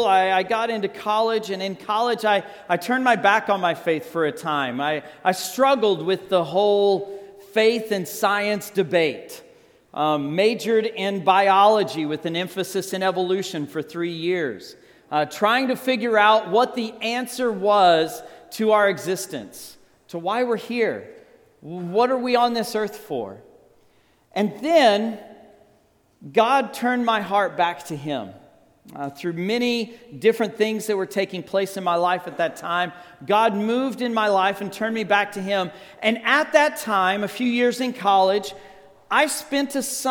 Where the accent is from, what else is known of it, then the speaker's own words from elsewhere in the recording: Texas Panhandle, United States; now in Scottsdale, United States; I grew up in the Texas Panhandle